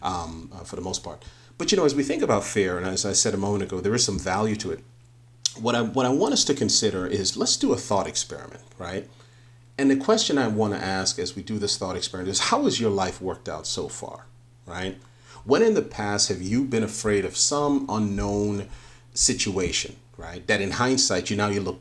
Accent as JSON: {"language": "English", "town": "New York City", "region": "New York", "country": "United States", "tie": "born or raised there", "said": "I grew up in the Northeast in inner city of New York."}